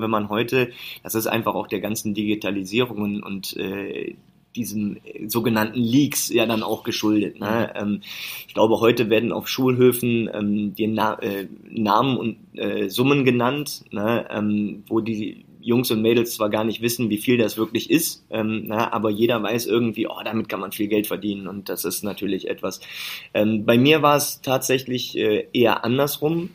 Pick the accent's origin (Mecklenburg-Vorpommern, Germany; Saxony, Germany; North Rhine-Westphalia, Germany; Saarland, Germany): North Rhine-Westphalia, Germany; near Leverkusen; born or raised there